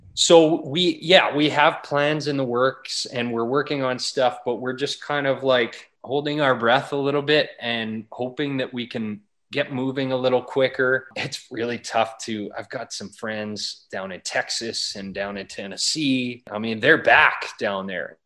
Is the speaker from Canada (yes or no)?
yes; Wainwright, Alberta, Canada; I grew up in Wainwright, Alberta, in the prairies, and grew up out in the country and kind of a farming community.